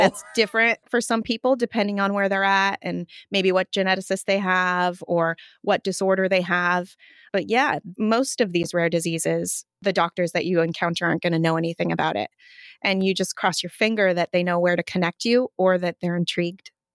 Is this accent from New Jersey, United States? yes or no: no; Montana, United States; moved away; also born or lived in Washington State; growing up in Montana